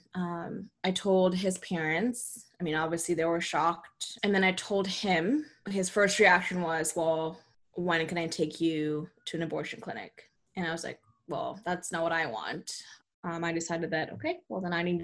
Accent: California, United States; moved away as an adult; also born or lived in Texas; I grew up mostly in California.

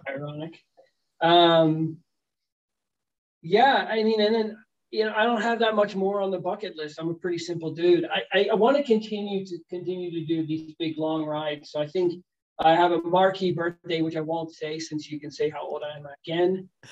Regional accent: United States; moved away; also born or lived in Sweden; as an American

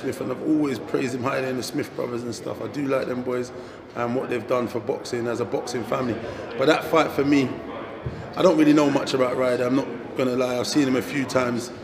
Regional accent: United Kingdom; as a British guy

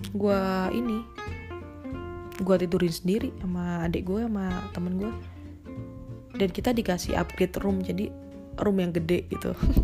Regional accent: Surakarta, Central Java, Indonesia; dari kecil gua emang digedein tuh di kota Solo. Sampai gua gede, gua nggak, nggak merantau kemana-mana

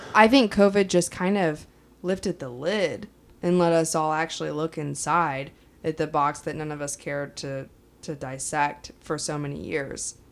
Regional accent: Kansas, United States; I'm from Kansas, but, like, I didn't grow up on a farm

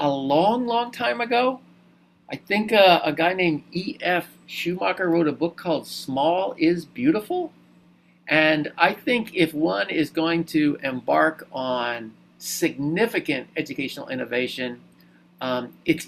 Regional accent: Wilmington, Delaware, United States; I went to an excellent Quaker school, Wilmington Friends School in Delaware, for most of my high school, for all of my high school, and starting in sixth grade, really, all the way through 12th

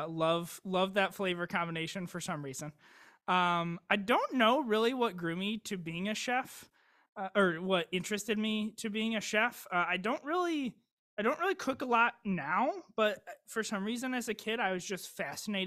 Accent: Downriver area of Michigan, United States; I grew up in the Downriver area of Michigan

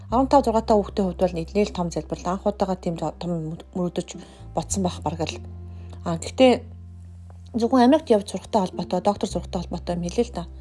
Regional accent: Mongolia; moved away as an adult; also born or lived in South Korea

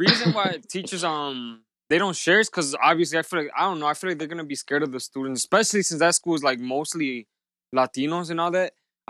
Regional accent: Chicago, Illinois, United States; And I'm straight from Chicago. I was born here on Mercy Hospital from Palacio.

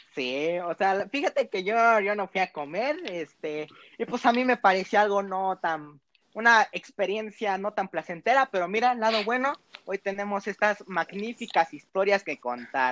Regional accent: Monterrey, Nuevo León, Mexico; accent: regiomontano; mi, mi acento regiomontano que mis papás me han hecho recalcar que al parecer hablo como regio

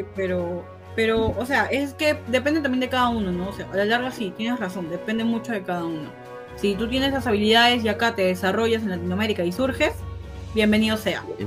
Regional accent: Peru; Yo quiero mi Perú, quiero mi país

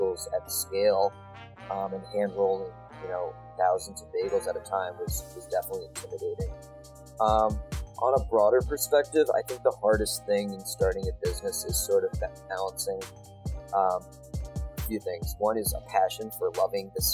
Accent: 20 minutes outside New York City, United States; Growing up in New York, 20 minutes outside New York City, there were probably 5 bagel shops that were 5 minutes from my house

